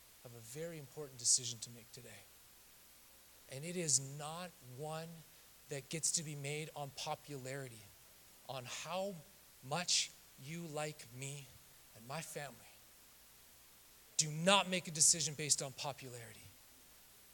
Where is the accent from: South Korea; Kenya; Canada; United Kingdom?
Canada; now in Southern California, United States; I'm a kid from Canada who grew up in the backwoods of the Rocky Mountains